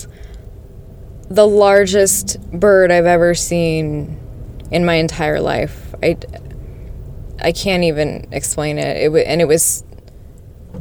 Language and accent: English; Las Vegas, Nevada, United States; I'm from Las Vegas